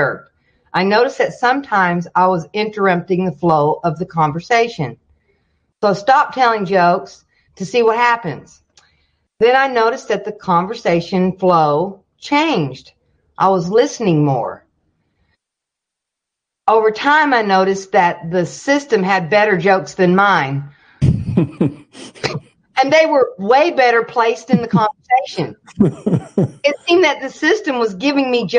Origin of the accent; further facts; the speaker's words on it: the Bible Belt, United States; I grew up in the Bible Belt